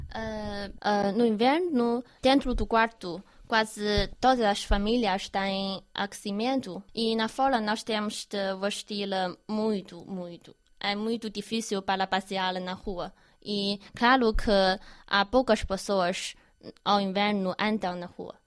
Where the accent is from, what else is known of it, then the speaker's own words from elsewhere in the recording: Harbin, Heilongjiang, China; Portuguese is a second language; moved away; na minha terra natal, em Harbin